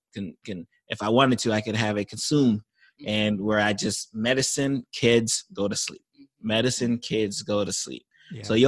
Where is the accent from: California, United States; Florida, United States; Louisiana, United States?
Florida, United States; I think we definitely have the benefit because I'm from South Florida.